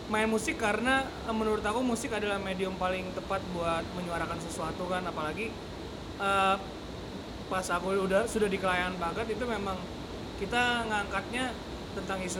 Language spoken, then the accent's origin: Indonesian; Banjarmasin, South Kalimantan, Indonesia; born there; aku lahir di Banjarmasin tapi aslinya orang Batak.